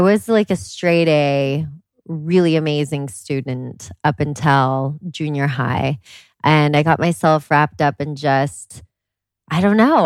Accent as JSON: {"language": "English", "region": "Washington", "country": "United States", "tie": "born or raised there", "said": "I grew up in Washington State"}